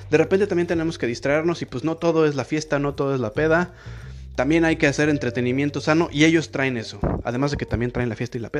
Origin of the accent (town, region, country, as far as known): Mexico City, Mexico; accent: cantadito